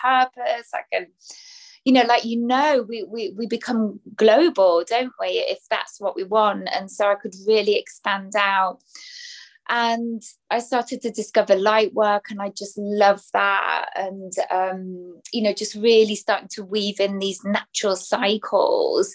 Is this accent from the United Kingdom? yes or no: yes; England, United Kingdom; accent: English; also born or lived in Belgium; I'm British, English, as you can tell by the accent, based in the UK.